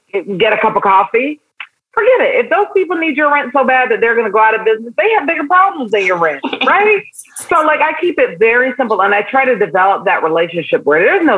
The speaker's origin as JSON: {"language": "English", "town": "New York City", "region": "New York", "country": "United States", "tie": "born or raised there", "also_born_or_lived": "Barbados"}